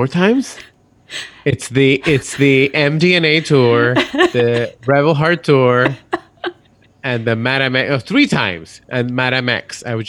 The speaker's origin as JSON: {"language": "English", "town": "San Juan", "country": "Puerto Rico", "accent": "Puerto Rico", "said": "I am from San Juan, Puerto Rico."}